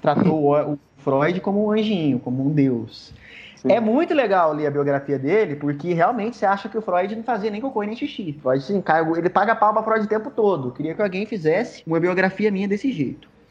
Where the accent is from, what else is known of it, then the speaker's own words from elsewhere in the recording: Minas Gerais, Brazil; eu sou lá de Minas Gerais